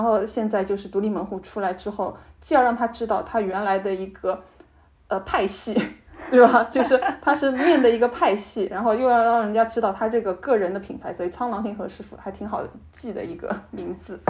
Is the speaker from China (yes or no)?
yes; Shanghai, China; 我们上海人